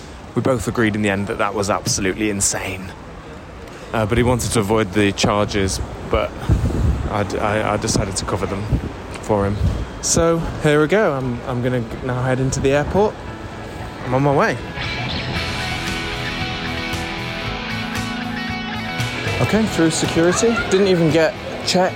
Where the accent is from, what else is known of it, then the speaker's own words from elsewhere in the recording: United Kingdom; Being British